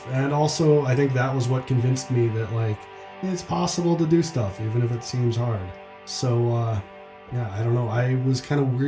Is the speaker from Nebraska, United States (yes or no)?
yes; Blair, Nebraska, United States; moved away as an adult; also born or lived in Twin Cities, Minnesota; Blair, Nebraska, which was the backwater where I grew up.